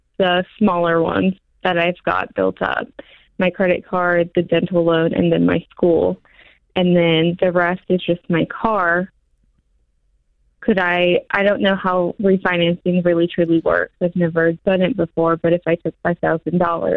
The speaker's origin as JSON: {"language": "English", "region": "Pennsylvania", "country": "United States", "moved": "yes", "lives_now": "Birmingham, United States", "said": "I'm from Pennsylvania, and that's where I would go back"}